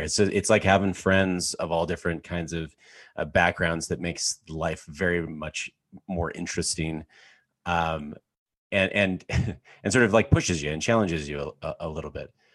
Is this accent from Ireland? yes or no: no; Canada; I grew up in Canada, in a farm town of eighteen hundred people in the middle of nowhere.